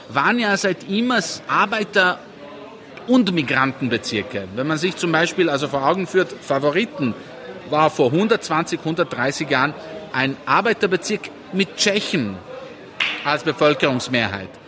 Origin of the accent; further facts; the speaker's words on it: Sarajevo, Bosnia & Herzegovina; born there; Ich bin in Sarajevo geboren